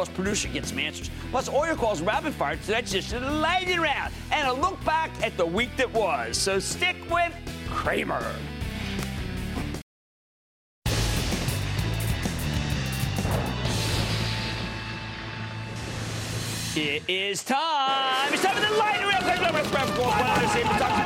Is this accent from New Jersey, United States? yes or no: yes; New Jersey, United States; my home state in New Jersey